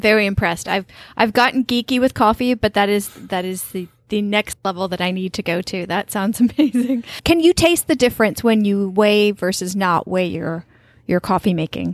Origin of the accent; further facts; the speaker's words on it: New York, United States; also born or lived in Colombia; growing up in New York